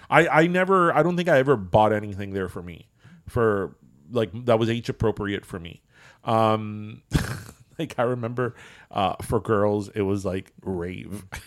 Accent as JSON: {"language": "English", "town": "Miami", "region": "Florida", "country": "United States", "said": "I'm from Miami"}